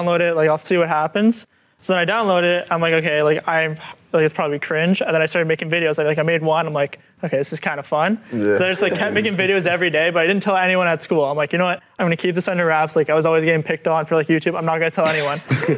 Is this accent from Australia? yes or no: no; Toronto, Ontario, Canada; I'm from Toronto. Only Canadian here, you know, foreigner.